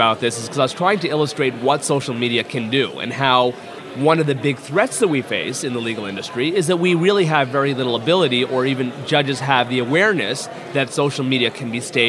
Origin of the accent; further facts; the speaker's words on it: Toronto, Ontario, Canada; I'm from Toronto, Ontario, which is situated in Canada, if you haven't heard of Rob Ford.